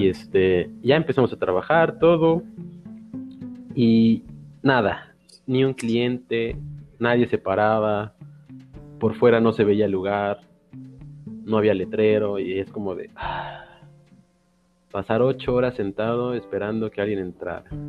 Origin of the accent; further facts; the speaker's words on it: Xalapa, Veracruz, Mexico; also born or lived in Playa del Carmen; he regresado a mis raíces, que es Jalapa